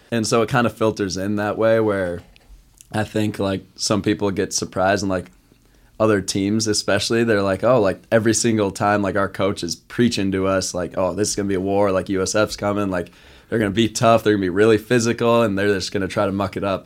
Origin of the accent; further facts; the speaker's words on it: Eagan, Minnesota, United States; now in Sioux Falls, United States; I'm from Eagan, Minnesota, right outside Saint Paul.